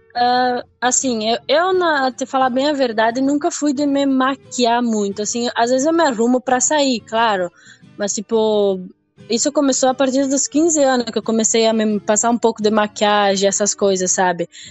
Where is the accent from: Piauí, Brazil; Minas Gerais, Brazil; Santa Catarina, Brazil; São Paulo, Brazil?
Santa Catarina, Brazil; Seara, interior of; eu nasci ah, aqui em Ceará mesmo. Eu moro em Linha Berno, que seria a linha da minha cidade, né? Ah, tipo, eu nasci e me criei aqui onde eu moro